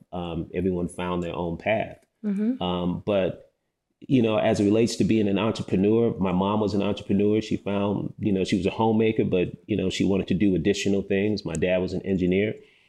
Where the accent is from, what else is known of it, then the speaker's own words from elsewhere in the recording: Chicago, Illinois, United States; now in Atlanta, United States; I'm a Nigerian, offsprings to Nigerian immigrants that came here to the States, grew up in the Midwest, Chicago, moved to Atlanta, went to Morehouse, and, never left the city, man.